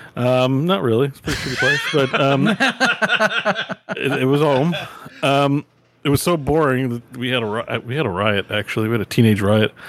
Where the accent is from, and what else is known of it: Canada